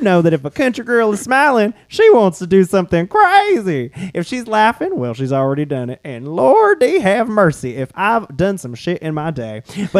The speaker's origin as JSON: {"language": "English", "region": "the South", "country": "United States", "said": "we're from the South."}